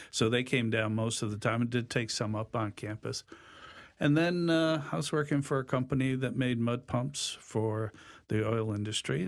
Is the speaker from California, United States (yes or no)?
no; Hartford, Connecticut, United States; moved away as an adult; also born or lived in Long Island, New York / Rochester, New York; born in Hartford many, many years ago.